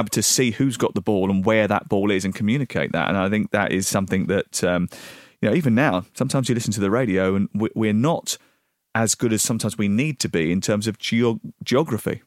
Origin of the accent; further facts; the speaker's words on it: southeast London, United Kingdom; moved away as an adult; also born or lived in Dartford / Orpington / Bromley / Portsmouth; from southeast London. I b, was born in Dartford. I lived in Orpington